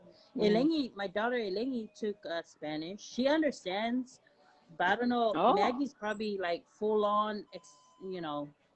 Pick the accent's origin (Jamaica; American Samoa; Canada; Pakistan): American Samoa; I'm Samoan. I'm proud. You speak it. I speak it. I write it. I grew up in American Samoa.